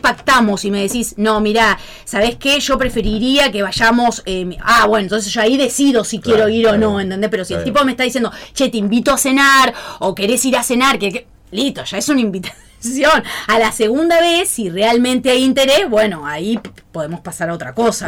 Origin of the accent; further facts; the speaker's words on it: Pergamino, Buenos Aires Province, Argentina; soy de Pergamino.